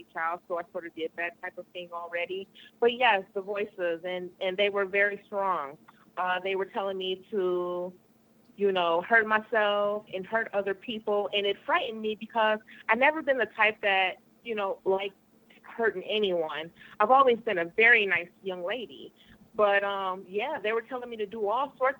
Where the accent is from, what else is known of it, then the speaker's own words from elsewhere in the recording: Michigan, United States; I'm from Michigan.